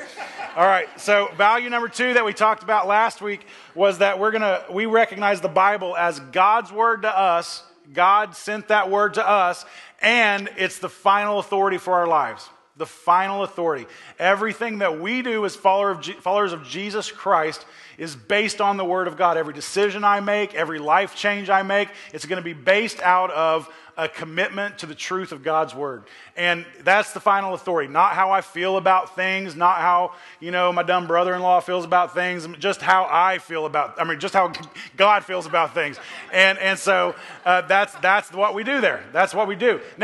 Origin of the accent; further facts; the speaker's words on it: Oklahoma, United States; moved away; I grew up back in Oklahoma and all my family is out there